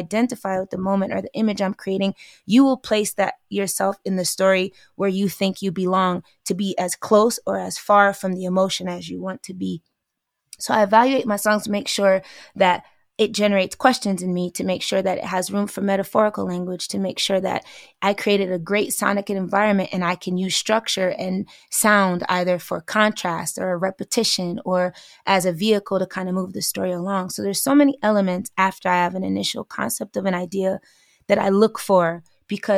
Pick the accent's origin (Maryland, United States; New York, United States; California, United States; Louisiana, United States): New York, United States; I'm from New York